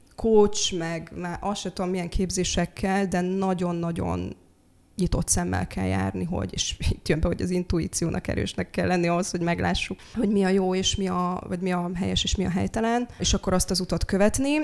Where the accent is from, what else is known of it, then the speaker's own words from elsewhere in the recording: Slovakia; moved away as an adult; also born or lived in Pécs / Budapest; now in Hungary; én felvidéki származású vagyok. Határon túli magyarként